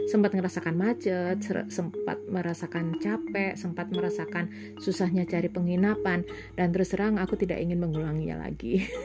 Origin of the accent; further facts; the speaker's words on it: Surabaya, East Java, Indonesia; Jadi uh, dari lahir sampai sekarang pun aku adalah arek Surabaya. Jadi walaupun secara genetis aku bukan arek Surabaya, aku nggak punya desa, aku nggak punya kampung.